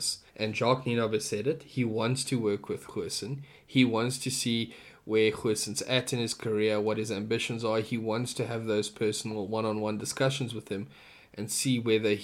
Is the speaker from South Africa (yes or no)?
yes; South Africa; as a South African